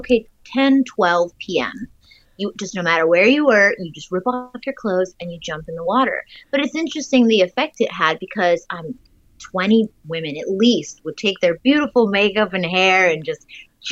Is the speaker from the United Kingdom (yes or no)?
no; Germany; moved away; I'm from Germany, nude beaches everywhere